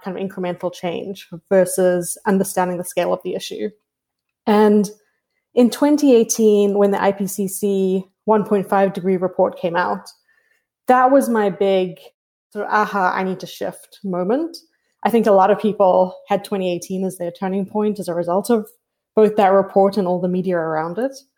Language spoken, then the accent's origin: English; South Africa; moved away; I grew up in South Africa